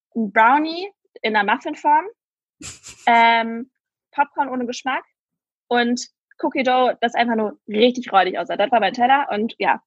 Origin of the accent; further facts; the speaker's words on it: Mönchengladbach, North Rhine-Westphalia, Germany; ich nenne ja meine, Huch, meine Heimat ähm, sehr gerne Klein Istanbul